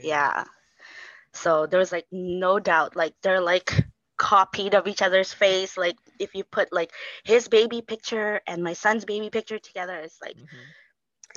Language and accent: English; Philippines; we're filipinos